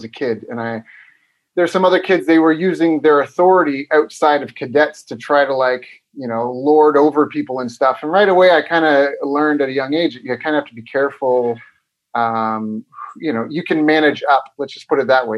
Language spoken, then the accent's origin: English; Canada; moved away as an adult; now in Vietnam; I'm Canadian. So I'm from Canada.